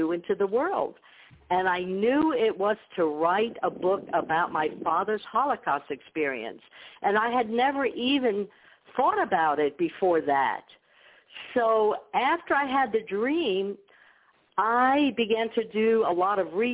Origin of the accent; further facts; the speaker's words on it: New York, United States; first language Ukrainian; English is a second language; I grew up in a Ukrainian community in New York. I didn't speak English when I went to school